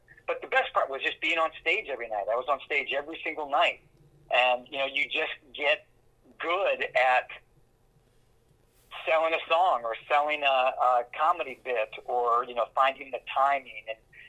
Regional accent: East Lansing, Michigan, United States; I grew up in East Lansing, where Michigan State University is.

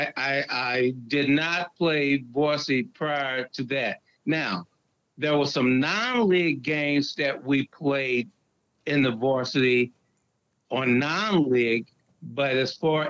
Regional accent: St. Louis, Missouri, United States; I was born and raised in St. Louis, Missouri

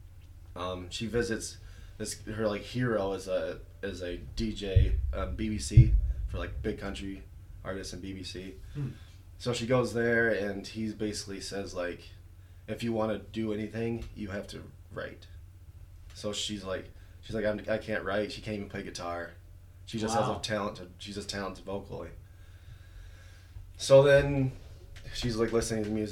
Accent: United States; as American

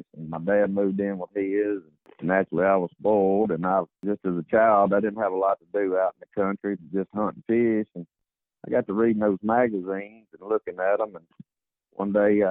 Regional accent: Batesville, Mississippi, United States; I was born here in Batesville, Mississippi, and currently still here

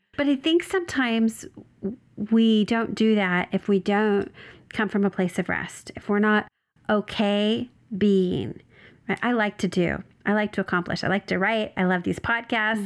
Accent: Oregon, United States; now in Southern California, United States; So I'm from Oregon. It's where I was born and raised. Uh, I live in Southern California

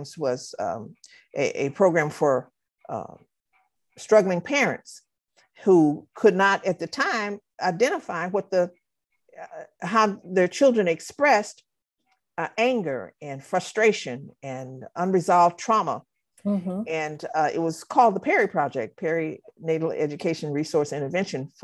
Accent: Los Angeles, California, United States; I'm just a regular little girl from Watts, California

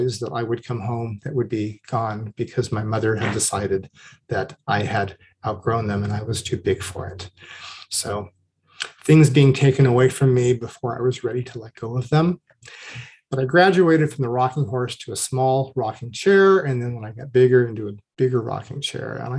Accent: Orange County, California, United States; moved away as an adult; also born or lived in Los Angeles; We moved to the suburbs of Orange County when I was about 3 years old, and I would live in that neighborhood until I was 25 years old

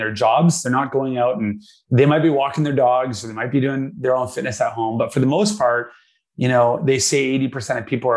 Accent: Vancouver, British Columbia, Canada; I was born and raised in Vancouver, Canada

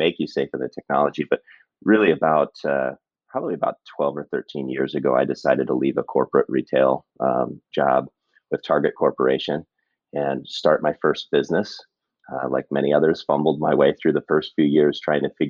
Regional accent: Cedar Rapids, Iowa, United States; I grew up in Cedar Rapids

